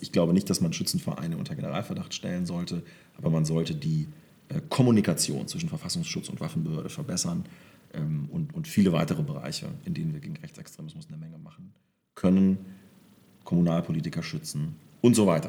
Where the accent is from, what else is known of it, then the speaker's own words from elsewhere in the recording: southern Lower Saxony, Germany; also born or lived in Wolfenbüttel; sind wir so richtig aufs Land nach Südniedersachsen gezogen